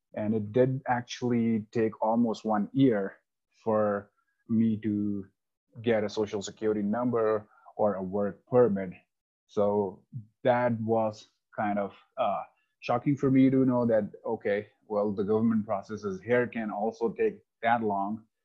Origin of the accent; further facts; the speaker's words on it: India; moved away as an adult; also born or lived in Taiwan / Denver, Colorado; now in Highlands Ranch, United States; I lived rest of my life in India, where I was born and brought up